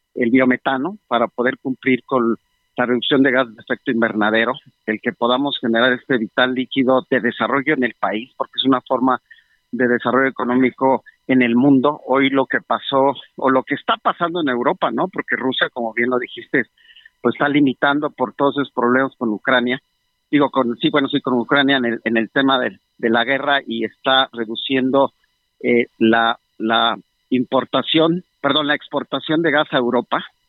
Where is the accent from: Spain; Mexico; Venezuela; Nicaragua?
Mexico; nosotros como mexicanos